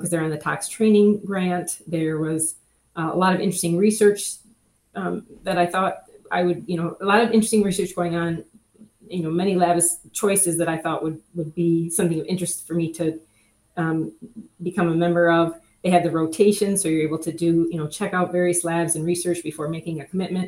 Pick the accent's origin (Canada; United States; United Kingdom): United States; Wisconsin; moved away as an adult; also born or lived in Florida; I'm from Wisconsin